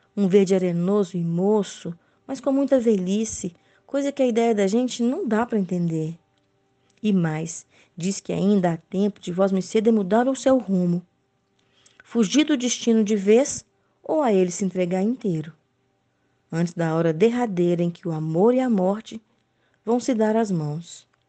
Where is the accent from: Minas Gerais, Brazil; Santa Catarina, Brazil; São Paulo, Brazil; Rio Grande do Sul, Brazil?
Minas Gerais, Brazil; Belo Horizonte; now in Barbacena, Brazil; eu sou de Belo Horizonte, moro em Barbacena, Minas Gerais